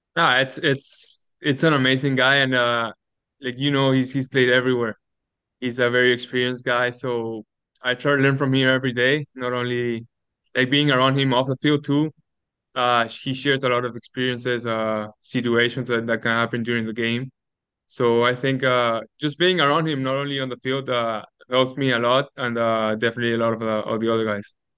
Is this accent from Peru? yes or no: yes; Lima, Peru; now in Canada; growing up in South America